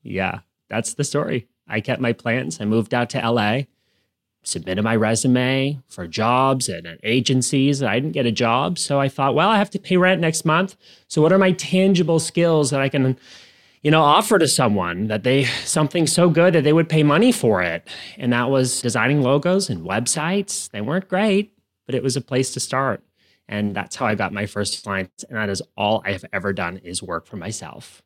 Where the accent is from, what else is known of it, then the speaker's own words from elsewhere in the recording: Canada; moved away as an adult; also born or lived in United States; I am originally from Canada